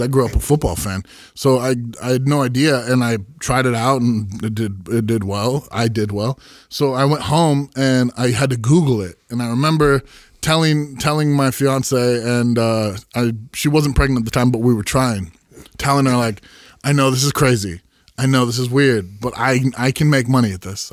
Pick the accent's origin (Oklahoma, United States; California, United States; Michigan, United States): California, United States; Santa Cruz; I grew up in Santa Cruz